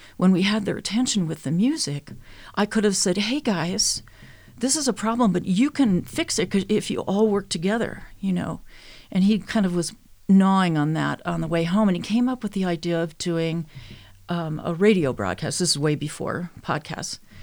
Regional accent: Minnesota, United States; I was born and raised in Minnesota

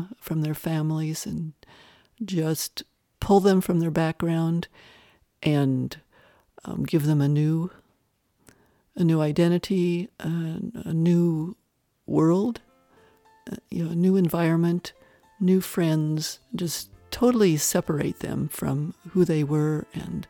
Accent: Wyoming, United States; moved away; also born or lived in Arizona; I grew up in a small Wyoming town

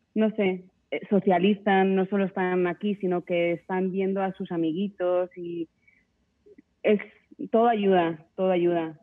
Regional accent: Spain; now in Mexico; Yo, yo soy de España, mi familia está allí

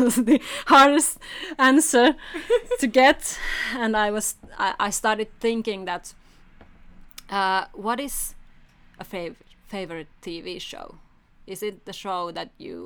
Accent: Helsinki, Uusimaa, Finland; I'm from Helsinki

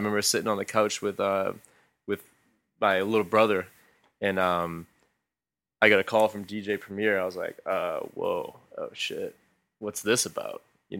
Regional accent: Boston, Massachusetts, United States; Well, first off, we're from the Boston area. Mm-hmm. We're from New England, so.

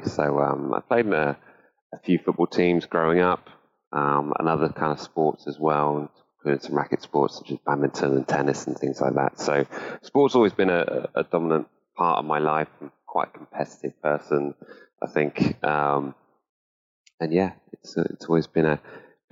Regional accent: Salisbury, South West England, United Kingdom; I lived like maybe 500 yards away from the hospital where I was born. But growing up in Salisbury

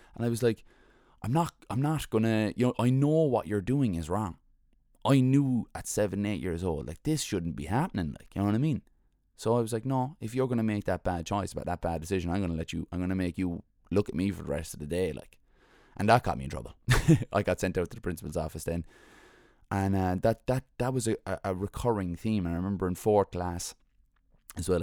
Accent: Cork, Munster, Ireland; also born or lived in Mayfield, Cork / The Glen, Cork; we moved to Glanmire from Mayfield when I was young

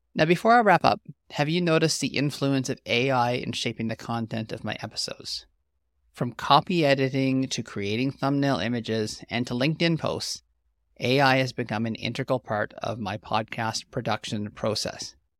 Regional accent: the Prairies, Canada

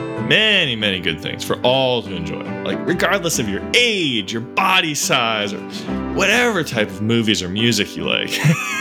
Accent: Los Angeles, California, United States; my hometown is Los Angeles, CA, and it's a really great city. Millions of people live there from all walks of life.

